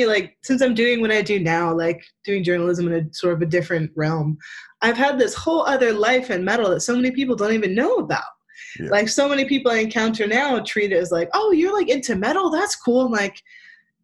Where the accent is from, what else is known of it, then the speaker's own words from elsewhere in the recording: Pine Barrens, New Jersey, United States; moved away as an adult; also born or lived in Brooklyn, New York; now in Philadelphia, United States; I'm from the Pine Barrens